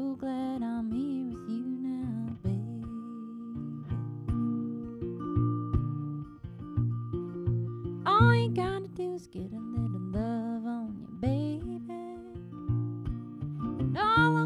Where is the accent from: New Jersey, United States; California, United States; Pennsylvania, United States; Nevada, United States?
Nevada, United States; Northern; moved away; the home I grew up in Northern Nevada